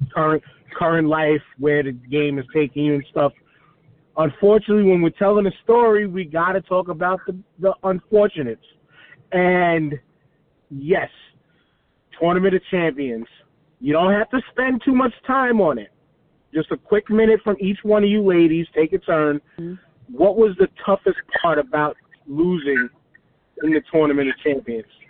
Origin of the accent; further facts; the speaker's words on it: New York City, New York, United States; I'm from Staten Island. I'm living I live in Staten Island